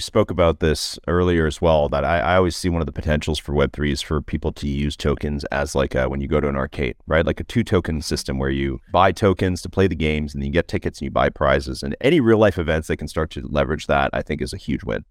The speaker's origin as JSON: {"language": "English", "town": "Toronto", "region": "Ontario", "country": "Canada", "said": "as a Canadian and, uh, and a Canadian from Toronto"}